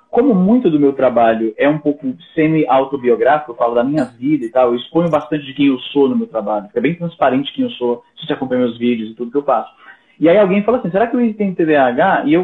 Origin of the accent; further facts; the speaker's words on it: Fortaleza, Ceará, Brazil; also born or lived in Paraná / Maranhão; now in Canada; eu sou de Fortaleza, mas eu morei no Paraná, morei no Maranhão, e desde 2003 moro no Canadá.